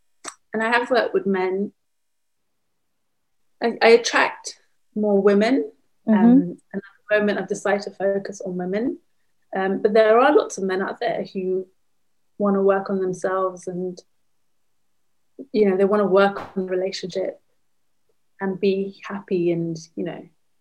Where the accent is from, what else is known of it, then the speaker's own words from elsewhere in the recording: London, United Kingdom; In London.